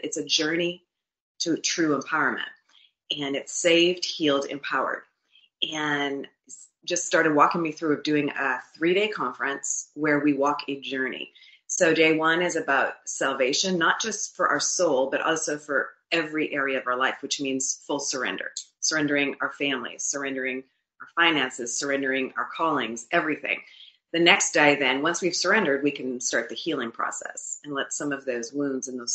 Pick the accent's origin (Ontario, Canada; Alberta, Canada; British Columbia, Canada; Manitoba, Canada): Manitoba, Canada; Winnipeg; moved away as an adult; also born or lived in Florida; my husband and I were born and raised in Winnipeg, Manitoba, and moved to Florida in 2004 as business people